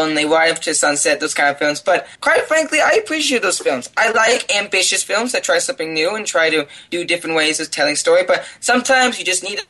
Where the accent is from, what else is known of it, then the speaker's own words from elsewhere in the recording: Washington, United States; I grew up in Washington, so I grew up a lot of on the coast side